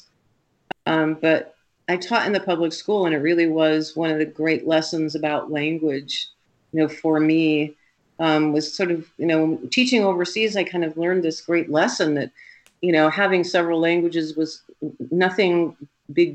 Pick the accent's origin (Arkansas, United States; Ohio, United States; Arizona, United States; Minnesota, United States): Arizona, United States; Tucson; also born or lived in Europe / Las Vegas; now in Colorado, United States; I grew up in Tucson when Tucson was kind of a small town